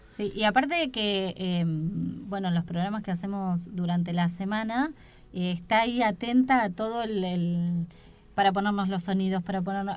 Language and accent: Spanish; Buenos Aires, Argentina; moved away as an adult; now in Esperanza Base, Antarctica; yo de mm, la República de la Boca.